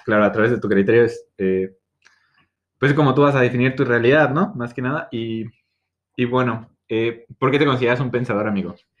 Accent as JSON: {"language": "Spanish", "region": "State of Mexico", "country": "Mexico", "said": "soy del Edomex, tengo 22 años."}